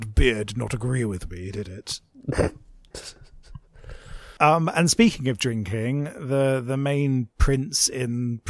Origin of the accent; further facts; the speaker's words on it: United Kingdom; And you know what? I'm a Brit. I believe in the royal family.